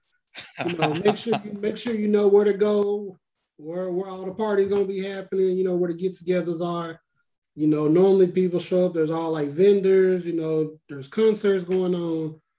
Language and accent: English; Texas, United States; Yeah, we're all from Texas, so you know Juneteenth is a big deal out here